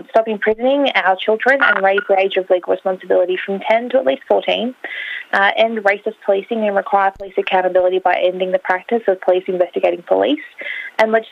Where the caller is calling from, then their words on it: Melbourne, Victoria, Australia; I'm calling in from Epping, which is a suburb in the north of Melbourne um, and is Wurundjeri country.